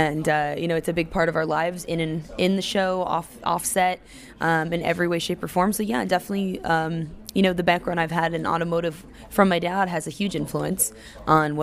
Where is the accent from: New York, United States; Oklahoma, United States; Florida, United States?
Florida, United States; Daytona Beach; I'm actually originally from Daytona Beach, Florida